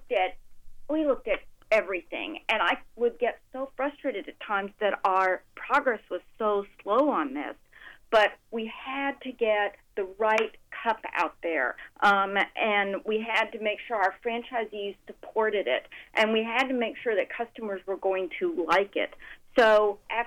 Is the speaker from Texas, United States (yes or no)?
yes; Texas, United States; moved away; my home state of Texas